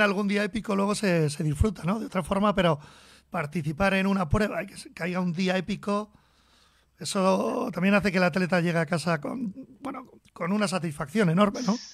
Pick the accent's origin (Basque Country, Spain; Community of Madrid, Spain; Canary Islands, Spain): Basque Country, Spain; Biscay; los dos somos del Cantábrico, aunque yo soy de Vizcaya